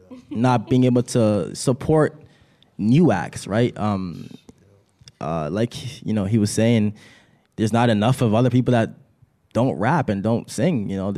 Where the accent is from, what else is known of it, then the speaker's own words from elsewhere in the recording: Toronto, Ontario, Canada; I'm not from here. I'm from Toronto, but I come here all the time, so I can say I'm kind of from here.